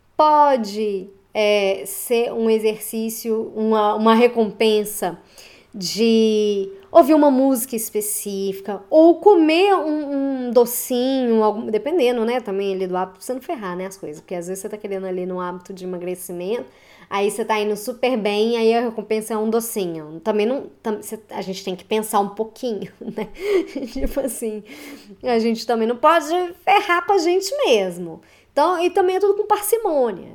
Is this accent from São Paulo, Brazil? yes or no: no; Belo Horizonte, Minas Gerais, Brazil; eu sou de Belo Horizonte, Minas Gerais